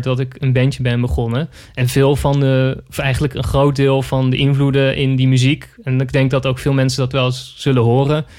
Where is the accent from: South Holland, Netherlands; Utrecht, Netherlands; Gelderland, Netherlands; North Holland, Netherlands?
South Holland, Netherlands; Zoetermeer; toen ging ik naar de Van Leest in Zoetermeer, waar ik ben opgegroeid als Sweet Lake City Boy